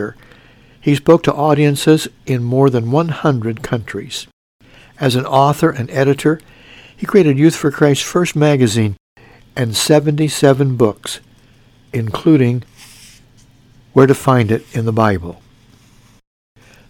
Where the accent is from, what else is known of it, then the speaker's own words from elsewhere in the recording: Mount Carmel, Illinois, United States; when I was in high school in my hometown of Mount Carmel, Illinois